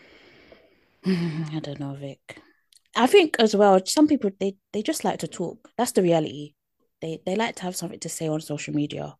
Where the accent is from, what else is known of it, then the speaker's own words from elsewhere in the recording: United Kingdom; accent: British; my British accent